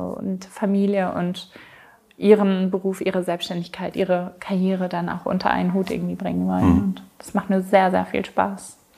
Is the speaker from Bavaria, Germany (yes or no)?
no; Ruhr area, North Rhine-Westphalia, Germany; moved away as an adult; also born or lived in Mexico / South England; now in United Kingdom; ich komme ursprünglich aus dem Ruhrgebiet. Ich bin vor zehn Jahren plus ausgewandert.